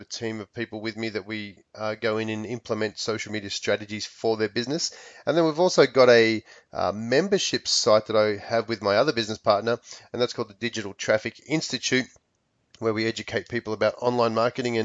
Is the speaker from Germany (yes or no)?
no; Australia; moved away as an adult; now in Palm Springs, United States; I'm from Australia, but I do live here in the U.S. I live in Palm Springs, sunny Palm Springs in California, and have been in the States for nearly 10 years.